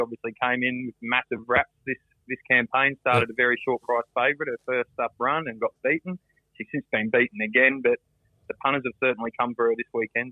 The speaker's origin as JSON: {"language": "English", "town": "Redcliffe", "region": "Queensland", "country": "Australia", "tie": "born or raised there", "said": "I grew up on the hill at Redcliffe."}